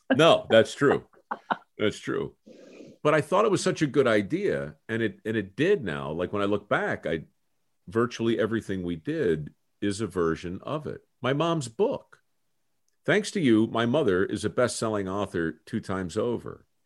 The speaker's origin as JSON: {"language": "English", "town": "Baltimore", "region": "Maryland", "country": "United States", "tie": "born or raised there", "moved": "yes", "said": "I came from Baltimore"}